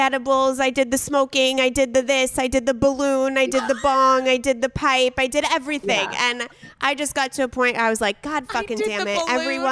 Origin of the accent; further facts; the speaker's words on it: San Diego, California, United States; we grew up in San Diego together